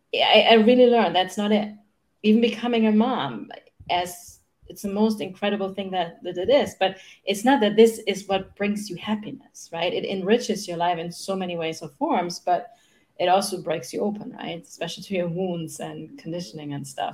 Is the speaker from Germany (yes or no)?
yes; Germany; English is a second language; now in United States; I grew up in Germany. That's where I'm from, no? in, in case you wonder where my accent is from